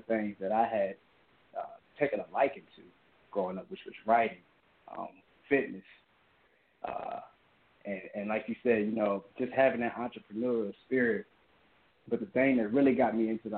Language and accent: English; Hampton, Virginia, United States; born and raised in Hampton, Virginia